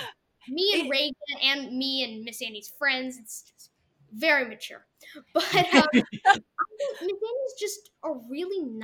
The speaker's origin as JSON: {"language": "English", "country": "Russia", "said": "I'm Russian."}